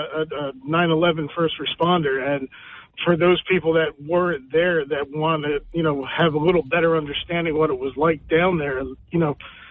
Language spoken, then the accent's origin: English; Cape Breton Island, Nova Scotia, Canada; now in New Jersey, United States; I'm originally from Nova Scotia